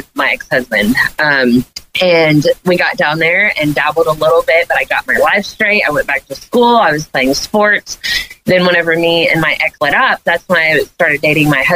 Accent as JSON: {"language": "English", "town": "Leslie", "region": "Arkansas", "country": "United States", "tie": "born or raised there", "also_born_or_lived": "Harrison, Arkansas", "said": "I was born in Harrison, but I'm from a little community called Leslie. There's like 400 people there"}